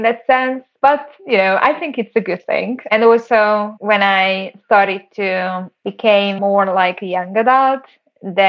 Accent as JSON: {"language": "English", "town": "Siófok", "region": "Somogy", "country": "Hungary", "tie": "born or raised there", "said": "I grew up in Hungary, a small town next to the Lake Balaton. It's called Siófok"}